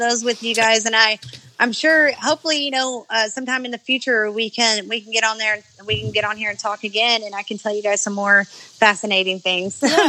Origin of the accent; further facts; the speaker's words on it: Beebe, Arkansas, United States; I am from Arkansas.